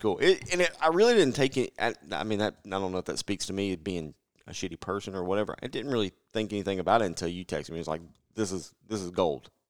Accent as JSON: {"language": "English", "region": "Middle Tennessee", "country": "United States", "tie": "born or raised there", "said": "growing up in Middle Tennessee"}